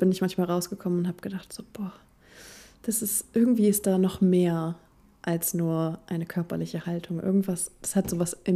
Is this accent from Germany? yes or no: yes; Germany